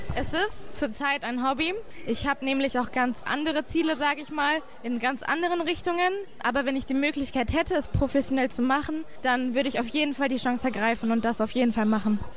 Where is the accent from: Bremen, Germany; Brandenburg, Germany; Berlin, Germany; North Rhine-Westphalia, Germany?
North Rhine-Westphalia, Germany; Bielefeld; ich komme aus Bielefeld.